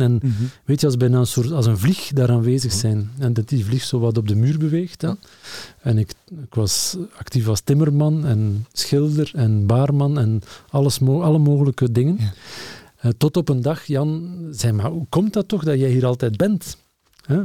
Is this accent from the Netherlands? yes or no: no; Lokeren, Flanders, Belgium; ik ben opgegroeid in Lokeren.